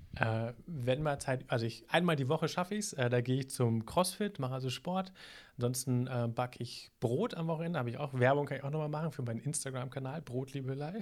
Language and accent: German; Hamburg, Germany; now in Minden-Lübbecke, Germany; das sage ich als Hamburger